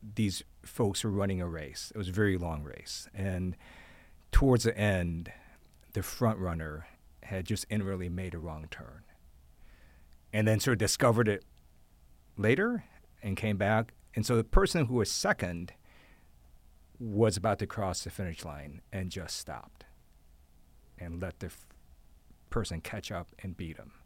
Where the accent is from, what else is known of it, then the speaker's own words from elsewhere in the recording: Ohio, United States; moved away; also born or lived in Taiwan / Guam; I grew up in Ohio